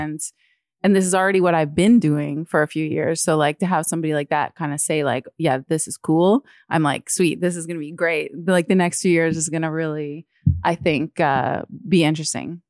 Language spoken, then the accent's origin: English; Toronto, Ontario, Canada; moved away as an adult; also born or lived in New York; now in Toronto, Canada; as a kid, like, I grew up here and I went to school here